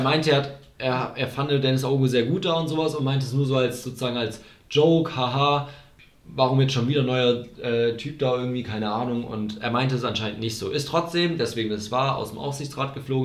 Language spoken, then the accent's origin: German; Germany; das ist unser Land